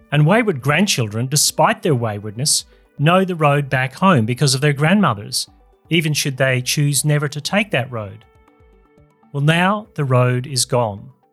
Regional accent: Australia; Here in my home country of Australia

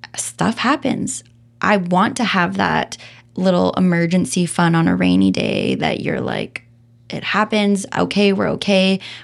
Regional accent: Calgary, Alberta, Canada; also born or lived in Vancouver / Nelson; now in Kelowna, Canada; born and raised in Calgary

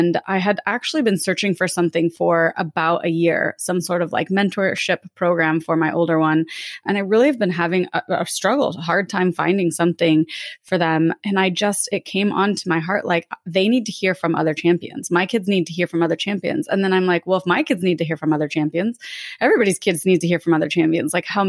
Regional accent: Lake Tahoe, California, United States; I grew up in Lake Tahoe, California.

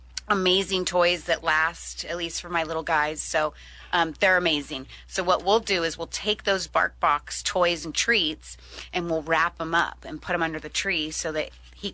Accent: Massachusetts, United States; I was born in Massachusetts.

